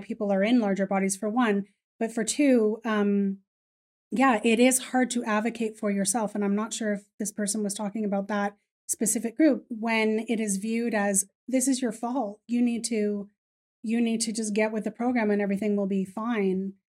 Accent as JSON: {"language": "English", "country": "Ireland", "said": "I am Irish, so I'm pretty loud"}